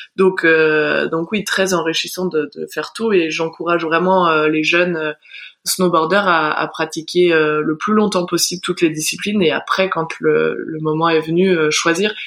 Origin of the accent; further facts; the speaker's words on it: Val Thorens, Auvergne-Rhône-Alpes, France; en grandissant à Val Thorens, on est assez vite mmh. dirigé vers les sports de glisse